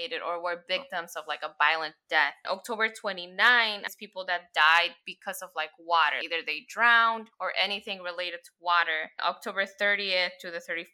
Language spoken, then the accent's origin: English; Mexico; moved away; I remember growing up in Mexico